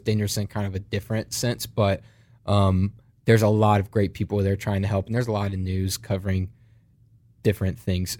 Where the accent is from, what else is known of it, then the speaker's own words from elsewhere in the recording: United States; accent: American; "We're pastors from America. We came here.